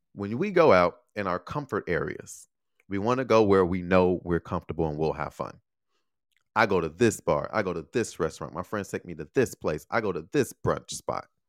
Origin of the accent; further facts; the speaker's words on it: Chicago, Illinois, United States; moved away; I'm from Chicago.